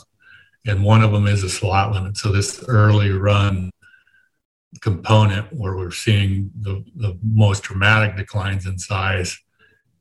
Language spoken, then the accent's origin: English; Wyoming, United States; moved away; I grew up in Wyoming and did a lot of elk